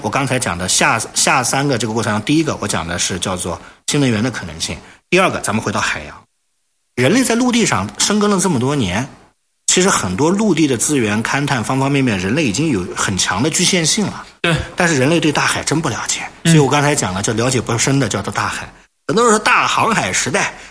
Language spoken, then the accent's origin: Chinese; China; 目前由我们中国人呢进行创造